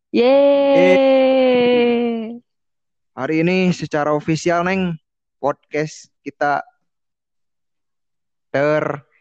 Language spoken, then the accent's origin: Indonesian; Bandung, West Java, Indonesia; Saya asli Bandung, original made in Bandung.